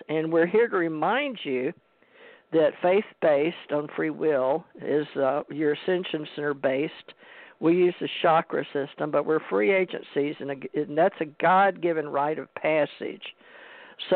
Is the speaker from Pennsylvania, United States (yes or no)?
no; Houston, Texas, United States; also born or lived in Monroe, Louisiana; I was born in Louisiana, Monroe, Louisiana, raised in Houston, Texas, went to high school, James Madison High School